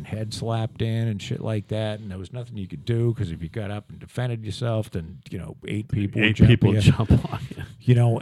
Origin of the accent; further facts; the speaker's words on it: Plymouth, Massachusetts, United States; also born or lived in Scituate, Massachusetts; we moved down to Plymouth in 71.